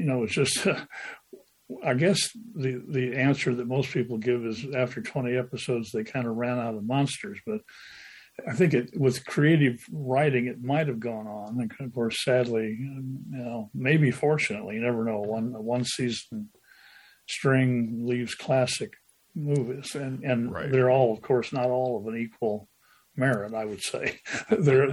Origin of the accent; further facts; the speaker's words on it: Decatur, Illinois, United States; Millikan University, Decatur, Illinois, my hometown.